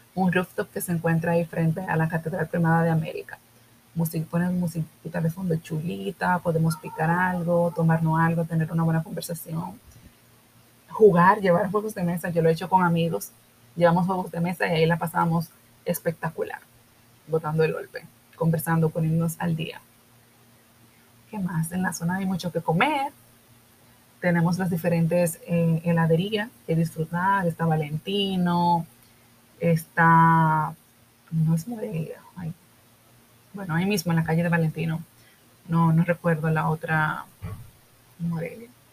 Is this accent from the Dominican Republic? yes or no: yes; Dominican Republic; a nosotros como dominicanos